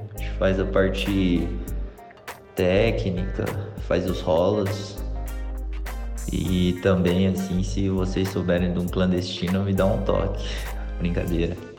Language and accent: Portuguese; Brazil; eu me mudei para o Brasil de 3 para 4 anos, mais ou menos. Foi quando os meus pais decidiram voltar